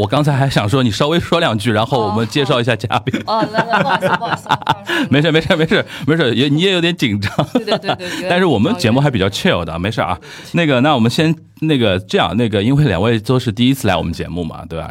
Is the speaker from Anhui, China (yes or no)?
yes; Anhui, China; now in Beijing, China; 我安徽人